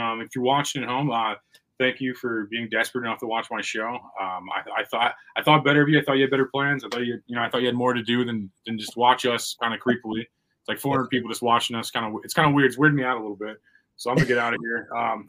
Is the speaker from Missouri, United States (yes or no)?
yes; Missouri, United States; I'm from Missouri.